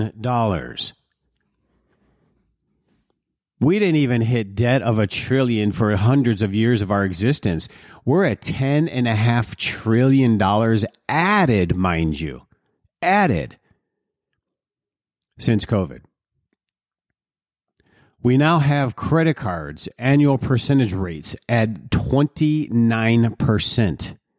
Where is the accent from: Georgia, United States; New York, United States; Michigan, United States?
Michigan, United States; Detroit; They're like areas I grew up in Detroit, where people would, they worked hard.